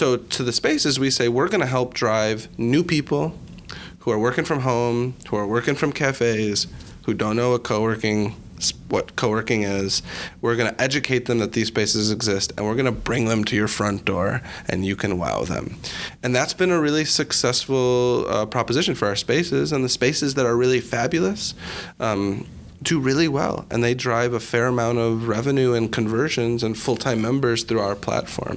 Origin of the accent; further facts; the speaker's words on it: Chicago, Illinois, United States; my background, I'm from Chicago